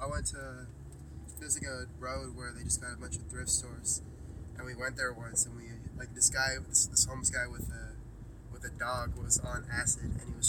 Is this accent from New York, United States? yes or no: no; Bay Area, California, United States; I'm from like the Bay Area.